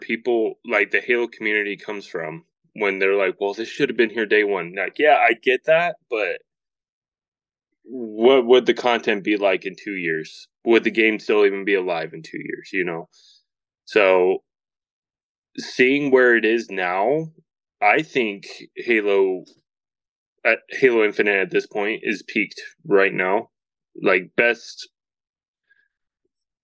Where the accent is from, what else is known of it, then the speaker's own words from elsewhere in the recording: Montana, United States; Growing up here in Montana